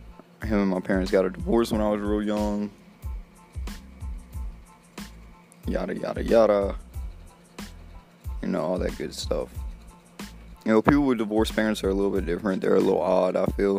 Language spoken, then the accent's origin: English; Slidell, Louisiana, United States; born there; now in Mississippi, United States; Really, I was born in Slidell, Louisiana, 1994. And my birthday's in December. I currently live in Mississippi